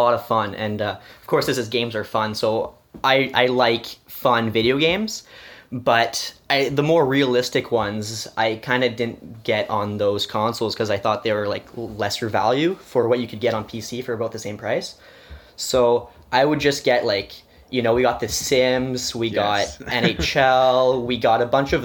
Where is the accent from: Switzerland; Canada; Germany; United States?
Canada; Quebec side; in my family, we're Canadian, and I guess in the Quebec side, we kind of do Christmas on the eve instead of the morning